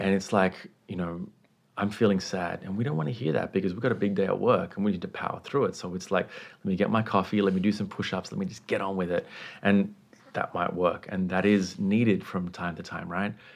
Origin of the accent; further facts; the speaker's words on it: Sri Lanka; I was raised in the Buddhist context, um, at home in, in Sri Lanka, which is where I was born